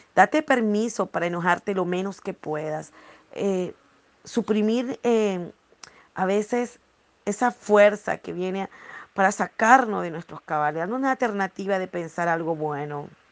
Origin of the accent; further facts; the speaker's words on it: Ciudad Guayana, Bolívar, Venezuela; also born or lived in Margarita Island (family origin); estaba en Guayana, la ciudad donde yo nací, crecí